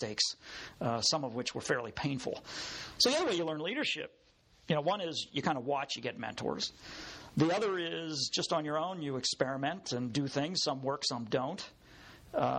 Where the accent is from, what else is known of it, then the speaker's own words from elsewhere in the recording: Pittsburgh, Pennsylvania, United States; moved away as an adult; also born or lived in O'Hara Township, Pennsylvania; I'm a burger. I grew up in Point Breeze.